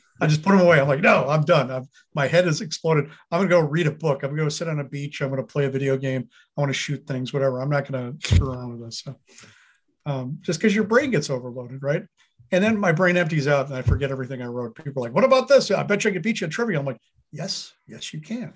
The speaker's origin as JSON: {"language": "English", "region": "Wisconsin", "country": "United States", "tie": "born or raised there", "said": "I grew up in Wisconsin"}